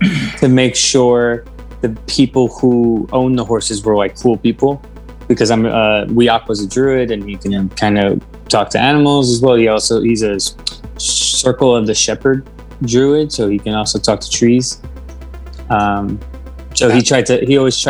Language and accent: English; New York City, New York, United States; I am from Brooklyn, I really don't do a very good Brooklyn accent